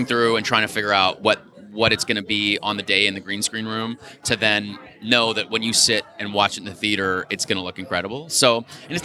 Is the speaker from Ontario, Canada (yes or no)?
yes; Toronto, Ontario, Canada; I grew up in Toronto